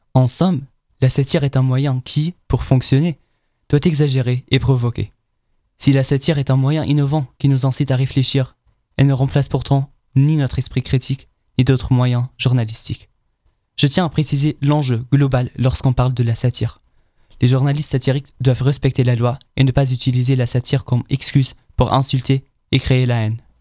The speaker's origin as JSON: {"language": "French", "country": "Germany", "said": "En tant qu'Allemand"}